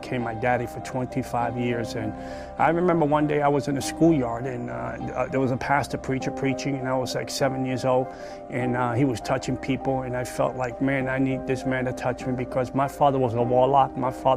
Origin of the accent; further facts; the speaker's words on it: New York City, New York, United States; I was born in the South Bronx